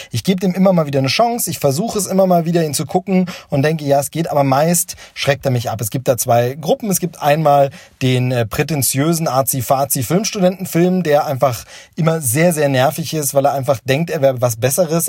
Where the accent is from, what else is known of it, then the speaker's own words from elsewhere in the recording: Hoyerswerda, Saxony, Germany; ich bin in Hoyerswerda aufgewachsen, groß geworden